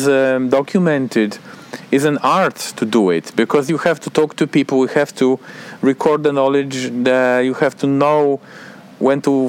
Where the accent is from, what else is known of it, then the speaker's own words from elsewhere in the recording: Poland; I'm an ethnobotanist from Poland